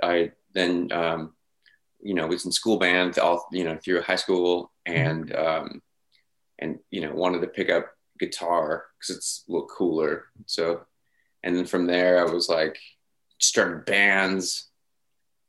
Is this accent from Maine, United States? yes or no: no; Grass Valley, California, United States; moved away as an adult; also born or lived in Long Beach, California; when I was three, my parents moved to Grass Valley, California